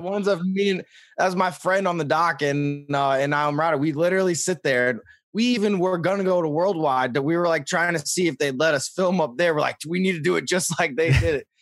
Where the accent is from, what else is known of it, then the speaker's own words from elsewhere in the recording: St. Louis, Missouri, United States; as a kid in Missouri, like, I, I grew up in Saint Louis